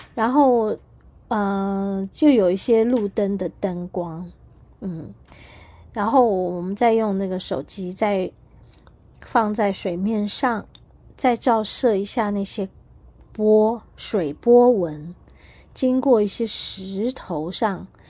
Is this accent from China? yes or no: no; Taiwan; 身为台湾人，身为台湾人的骄傲